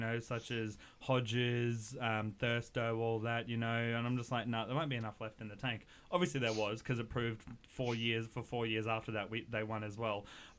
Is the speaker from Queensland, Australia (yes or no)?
yes; Queensland, Australia; I was born in Queensland